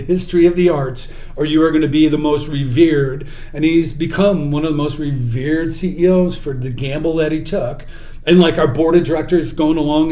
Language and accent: English; Chicago, Illinois, United States; I come from the South Side, so hey, I didn't know anybody where I'm from